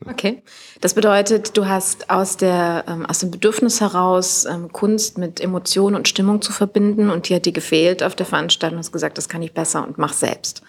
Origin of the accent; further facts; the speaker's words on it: Düsseldorf, North Rhine-Westphalia, Germany; gebürtige Düsseldorferin